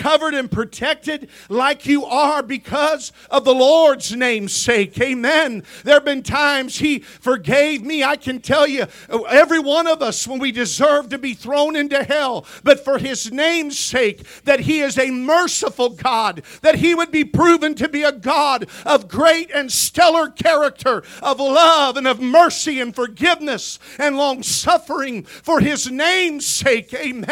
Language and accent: English; Missouri, United States; I grew up in Missouri